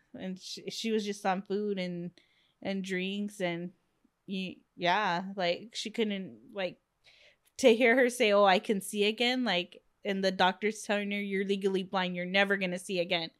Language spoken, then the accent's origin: English; Long Beach, California, United States; it's my hometown